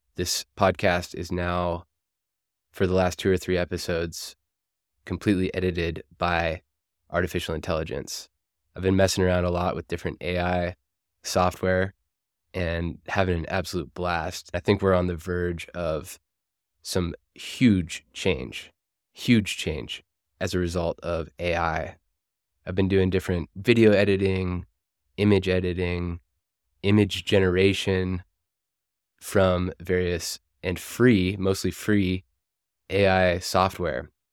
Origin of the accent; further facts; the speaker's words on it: United States; moved away as an adult; Culturally, I'm American